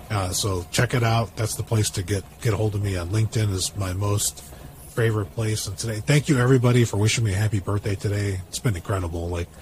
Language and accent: English; Chicago, Illinois, United States; now in California, United States; I grew up in Chicago, but now I get cold at just the hint of like temperatures dropping.